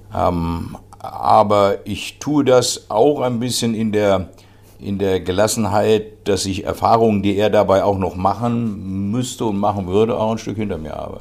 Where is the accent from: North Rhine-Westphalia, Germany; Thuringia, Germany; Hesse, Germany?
Hesse, Germany; Eschborn; in meinem Heimatdorf, heute Heimatstadt Eschborn